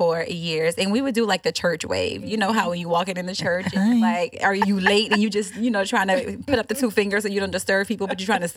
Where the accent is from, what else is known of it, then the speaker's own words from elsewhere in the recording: New Orleans, Louisiana, United States; now in Houston, United States; I am originally from the New Orleans area